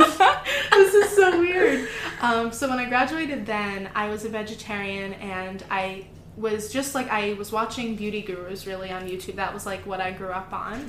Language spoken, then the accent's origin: English; Florida, United States; moved away as an adult; also born or lived in Wisconsin; I'm originally from Florida, and that's where I grew up.